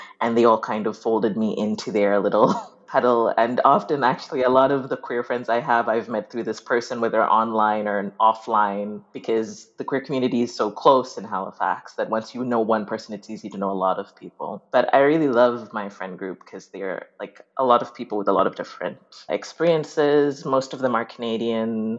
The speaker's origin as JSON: {"language": "English", "country": "Uganda", "tie": "born or raised there", "moved": "yes", "said": "I grew up in Uganda"}